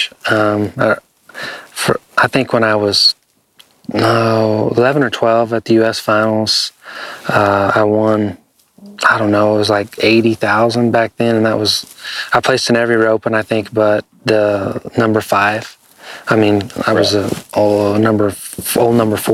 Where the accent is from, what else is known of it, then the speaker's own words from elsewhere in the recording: Jay, Oklahoma, United States; I'm from Jay, Oklahoma